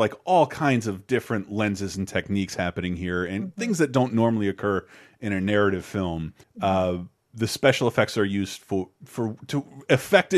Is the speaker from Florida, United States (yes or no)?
yes; Tallahassee, Florida, United States; growing up in Tallahassee, Florida